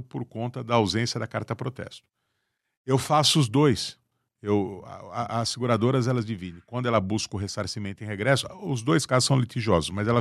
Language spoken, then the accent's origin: Portuguese; Brazil